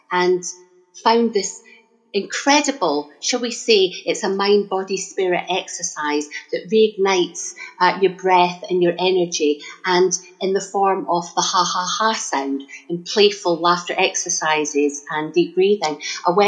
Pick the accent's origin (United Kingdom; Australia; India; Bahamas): United Kingdom; Scotland; accent: Scottish; now in Stanmore, United Kingdom; I was born and bred in Scotland, but I've been living in Stanmore, northwest London, for the last 25 years. But you don't lose the accent.